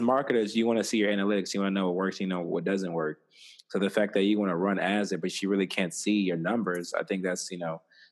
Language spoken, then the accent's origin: English; Texas, United States; since I'm from Texas